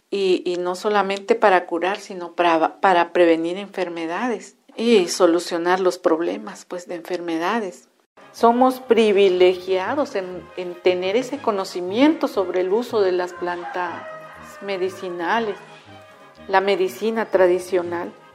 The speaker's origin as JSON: {"language": "Spanish", "town": "San Juan Guichicovi", "region": "Oaxaca", "country": "Mexico", "tie": "born or raised there", "also_born_or_lived": "Encinal Colorado", "said": "nací en Encinal, Colorado. Desde muy pequeña en el pueblo donde nací y donde me crié en San Juan Guichicobi"}